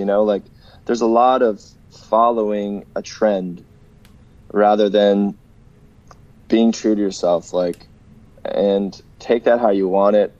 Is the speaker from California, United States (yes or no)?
yes; Los Angeles, California, United States; moved away as an adult; also born or lived in Minneapolis; now in Winnipeg, Canada; growing up in Los Angeles area, especially lately, you know, living in El Segundo, which is, you know, more based in the Santa Monica area, and even like West Hollywood